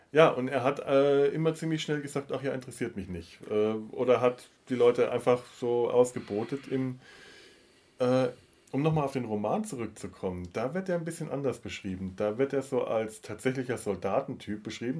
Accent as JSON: {"language": "German", "region": "Bavaria", "country": "Germany", "tie": "born or raised there", "said": "meine Kindheit und Jugend in Bayern"}